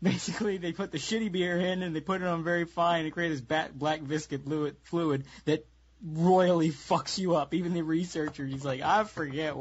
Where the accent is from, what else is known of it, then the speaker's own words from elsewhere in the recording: United States; I'm American.